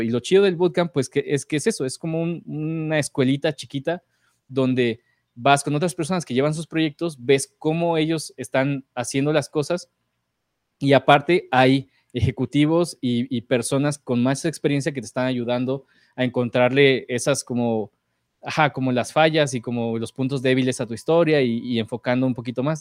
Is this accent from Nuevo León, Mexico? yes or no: no; Morelos, Mexico; now in Mexico City, Mexico; a mi pueblo en Morelos, a visitar a mis papás